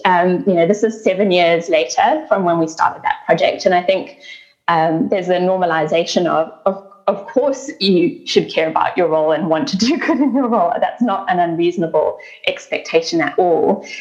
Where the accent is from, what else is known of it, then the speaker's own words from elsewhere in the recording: South Africa; now in Australia; I was born in South Africa and um, I grew up uh, in the context of the changeover from apartheid to a democratic country.